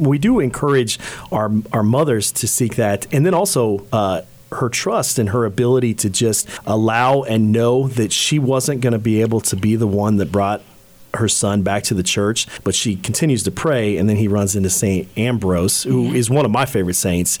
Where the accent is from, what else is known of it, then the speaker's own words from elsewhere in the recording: Ireland; One, I'm Irish, and so I'm proud of that.